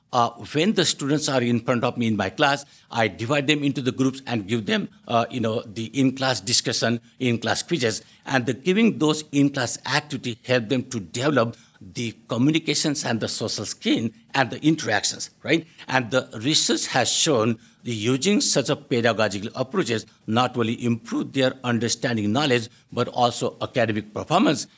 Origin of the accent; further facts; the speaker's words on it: India; moved away as an adult; also born or lived in United Kingdom; now in Canada; I grew up in India